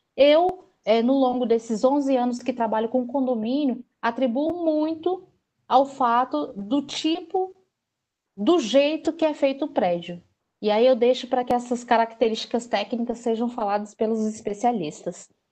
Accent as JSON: {"language": "Portuguese", "region": "Northeast Region", "country": "Brazil", "said": "eu sendo nordestina"}